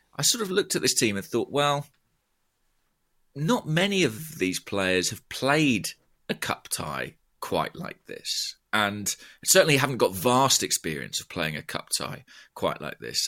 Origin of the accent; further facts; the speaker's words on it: Borehamwood, East of England, United Kingdom; my hometown, Boreham Wood